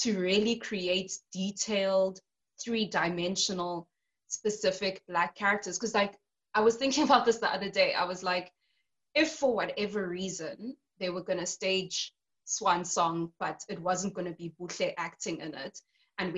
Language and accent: English; South Africa; born or raised there